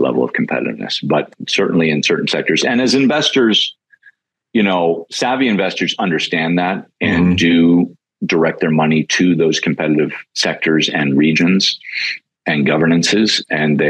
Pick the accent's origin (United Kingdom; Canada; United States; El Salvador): Canada; moved away; as a Canadian, and people in the States don't always know this, but when I grew up in Canada